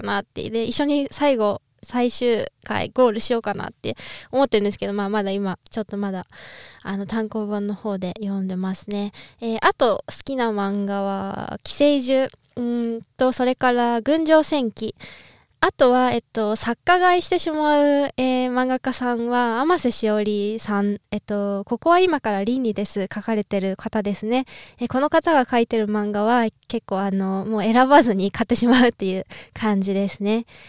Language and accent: Japanese; Niigata, Japan; now in Austria; 新潟出身なんですけど